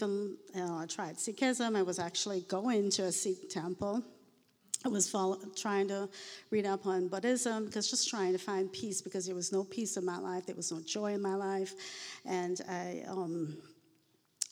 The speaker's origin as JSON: {"language": "English", "country": "Trinidad & Tobago", "tie": "born or raised there", "moved": "yes", "said": "I was born in the Caribbean. I'm a fourth generation Indian"}